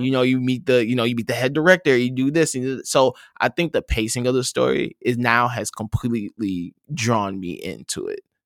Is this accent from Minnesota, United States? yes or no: yes; Saint Paul, Minnesota, United States; I'm from Saint Paul, Minnesota